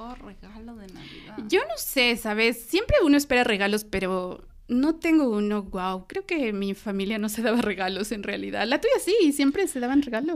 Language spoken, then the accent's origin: Spanish; Ecuador; como ecuatorianos